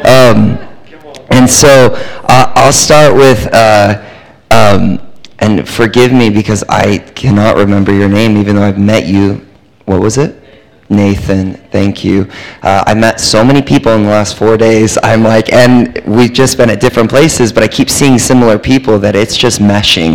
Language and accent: English; California, United States; accent: American; also born or lived in Texas; We're from California